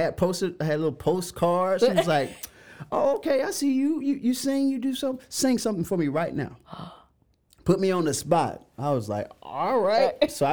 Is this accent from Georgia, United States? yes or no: yes; Macon, Georgia, United States; We were in the middle of the hood in Macon, Georgia. Shout out my hometown, Macon, Georgia.